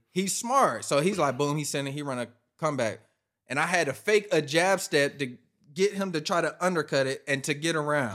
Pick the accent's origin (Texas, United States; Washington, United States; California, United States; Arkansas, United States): Washington, United States; born or raised there